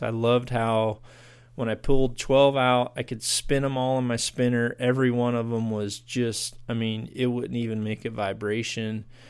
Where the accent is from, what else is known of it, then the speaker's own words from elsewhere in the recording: United States; here in my, in my home country